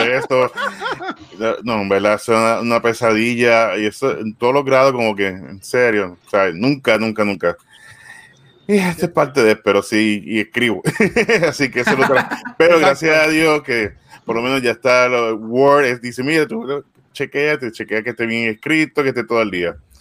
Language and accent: Spanish; Aguadilla, Puerto Rico; yo soy un íbaro de, de, de Aguadilla